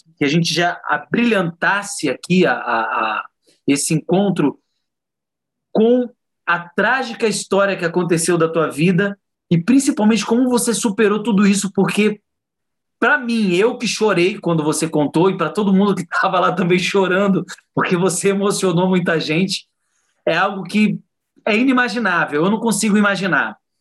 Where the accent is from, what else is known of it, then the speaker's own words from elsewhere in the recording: Diadema, São Paulo, Brazil; eu fui nascido e criado em Diadema, né, na periferia da periferia